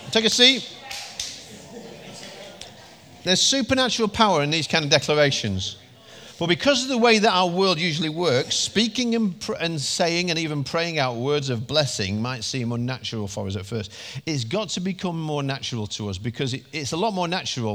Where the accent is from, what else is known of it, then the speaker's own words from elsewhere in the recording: United Kingdom; we're British